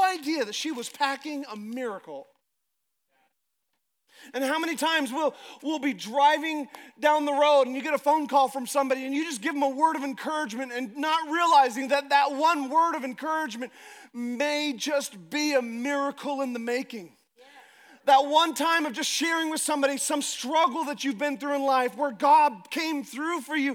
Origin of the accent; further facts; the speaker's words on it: Alaska, United States; I'm from Alaska